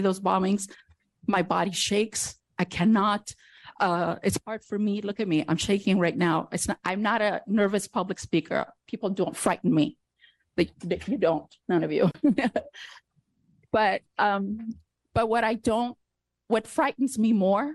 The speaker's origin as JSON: {"language": "English", "country": "Afghanistan", "tie": "born or raised there", "moved": "yes", "lives_now": "United States", "said": "I was born in Afghanistan"}